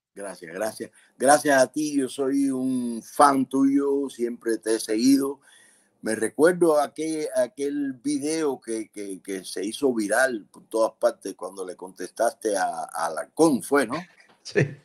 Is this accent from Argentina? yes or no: no; Cuba; moved away as an adult; Nosotros como cubanos